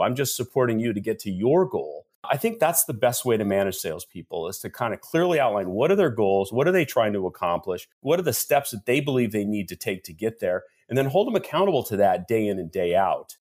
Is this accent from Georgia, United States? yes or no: no; Seattle, Washington, United States; I am actually born and raised in Seattle, Washington